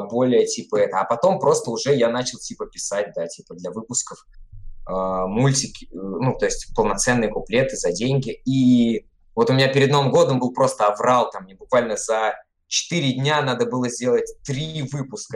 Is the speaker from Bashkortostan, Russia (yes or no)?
no; Siberia, Tomsk Oblast, Russia; now in Saint Petersburg, Russia; я из Томской, из Сибири